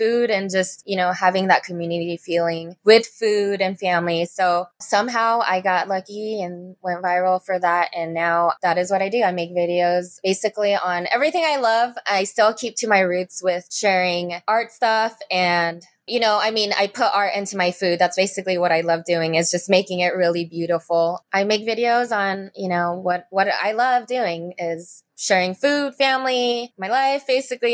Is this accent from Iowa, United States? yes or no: no; Las Vegas, Nevada, United States; also born or lived in Los Angeles, California; I live in Las Vegas. I'm from Los Angeles originally, but I've been here all my life